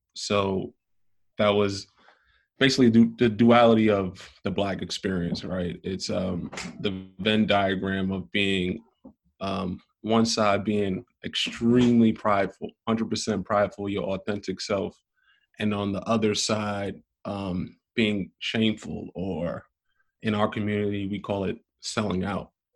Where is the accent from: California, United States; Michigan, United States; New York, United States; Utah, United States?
New York, United States; New York City; I'm from Brooklyn, New York, born and raised.